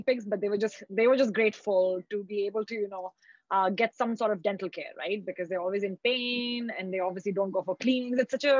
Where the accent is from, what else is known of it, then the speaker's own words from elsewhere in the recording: Abu Dhabi, United Arab Emirates; moved away as an adult; also born or lived in India; now in Toronto, Canada; I was born and raised in Abu Dhabi